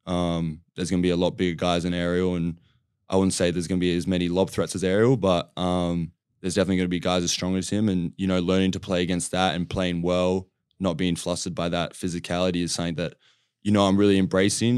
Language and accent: English; Australia; moved away as an adult; also born or lived in California; growing up in Australia and playing that style of game